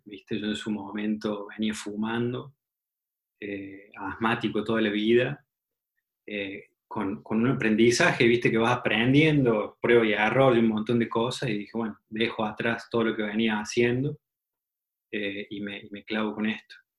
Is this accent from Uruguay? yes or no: no; Argentina; moved away as an adult; also born or lived in Guadalajara, Mexico / Mexico City, Mexico; now in San Francisco, United States; Cuando llegas a México como, argentino